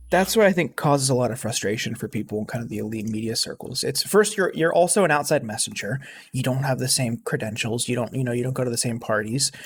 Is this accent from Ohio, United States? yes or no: yes; Youngstown, Ohio, United States; my hometown, Youngstown